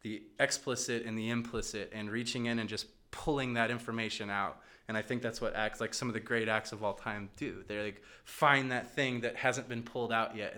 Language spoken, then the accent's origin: English; Midwest, United States; now in Chicago, United States; we're from the Midwest